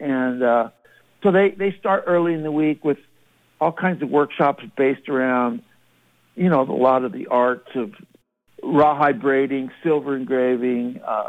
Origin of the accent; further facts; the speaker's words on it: Monterey, California, United States; I grew up in Monterey